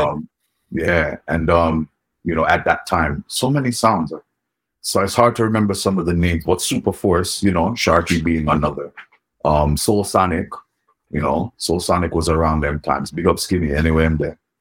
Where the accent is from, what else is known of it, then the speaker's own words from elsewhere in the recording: New York City, New York, United States; also born or lived in Jamaica; born and raised in New York City. Um, mm-hmm. You know, born in the Bronx. I spent most of my, I would say, my upbringing in Queens, and um, you know, a couple years in Jamaica